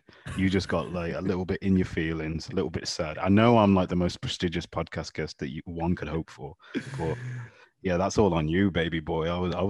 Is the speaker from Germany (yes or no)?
no; Birmingham, West Midlands, United Kingdom; now in Lisbon, Portugal; I'm from jolly old England, Birmingham to be specific. Probably I'm a Brummie. Probably the most unremarkable of all the big cities in the UK.